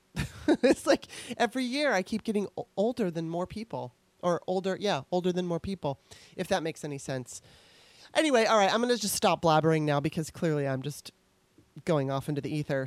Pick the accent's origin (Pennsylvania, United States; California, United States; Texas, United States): California, United States; Torrance; moved away as an adult; also born or lived in Los Angeles, California; now in Washington, D.C., United States; when I was growing up in Torrance, California.